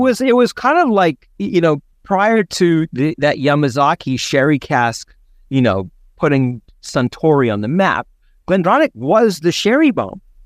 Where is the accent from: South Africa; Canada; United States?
South Africa; I grew up in South Africa